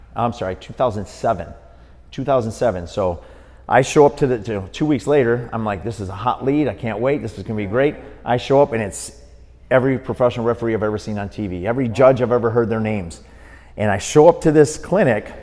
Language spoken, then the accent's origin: English; Milwaukee, Wisconsin, United States; grew up in Milwaukee, Wisconsin